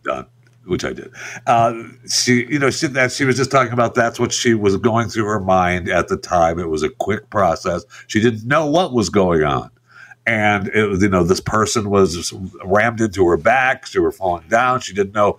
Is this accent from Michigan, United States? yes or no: yes; Michigan, United States; I was raised in Michigan.